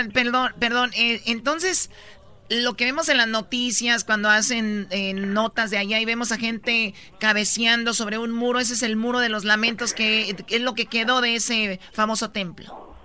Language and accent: Spanish; Tepatitlán, Jalisco, Mexico